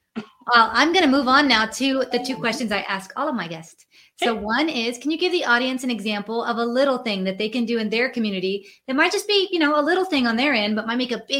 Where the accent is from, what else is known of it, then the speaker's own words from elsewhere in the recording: San Antonio, Texas, United States; We're from San Antonio, Texas, and we wrote a book together.